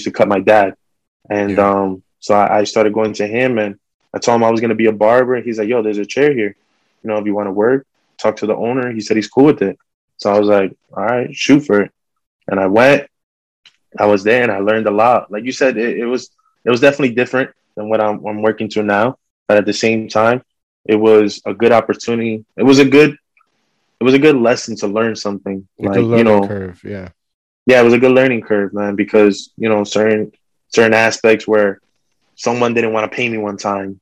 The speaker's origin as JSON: {"language": "English", "town": "Fort Lee", "region": "New Jersey", "country": "United States", "said": "I'm from Fort Lee"}